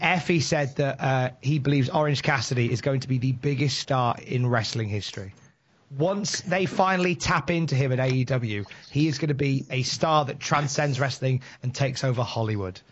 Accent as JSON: {"language": "English", "town": "Worcester", "region": "West Midlands", "country": "United Kingdom", "said": "I am from Worcester in the West Midlands. I am visiting Newcastle."}